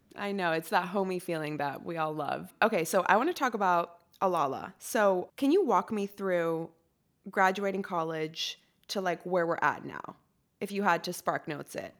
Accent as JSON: {"language": "English", "country": "Costa Rica", "tie": "born or raised there", "moved": "as an adult", "lives_now": "United States", "said": "I'm from Costa Rica, and I was born and raised there"}